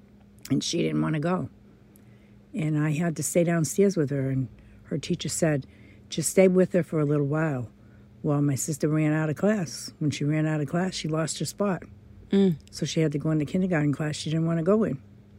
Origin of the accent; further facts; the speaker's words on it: Clinton, Massachusetts, United States; I was born and raised in Clinton.